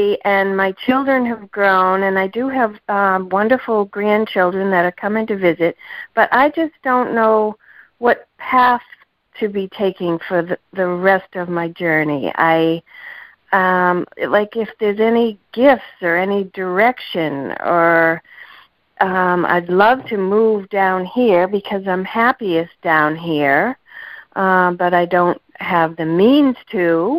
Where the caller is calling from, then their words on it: Sarasota, Florida, United States; In Sarasota. I'm not from Sarasota.